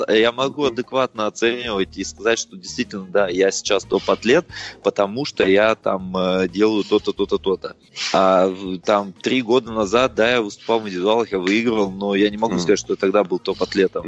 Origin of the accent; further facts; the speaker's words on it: Russia; Родился в России